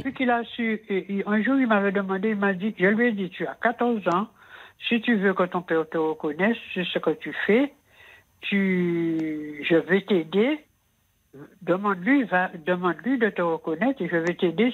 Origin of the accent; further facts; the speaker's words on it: Antilles, Guadeloupe; moved away as an adult; je suis partie des Antilles